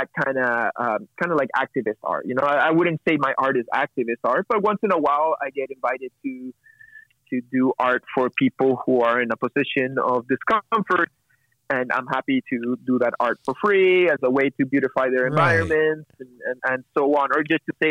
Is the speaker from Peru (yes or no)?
yes; Peru; now in Montreal, Canada; growing up in Peru, and which is a macho society in the 80s and the 90s